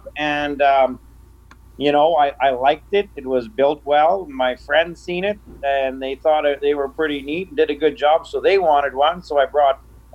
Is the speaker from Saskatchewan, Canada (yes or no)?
yes; Norquay, Saskatchewan, Canada; now in Madge Lake, Canada; I come from a small town in eastern Saskatchewan. I grew up in Norquay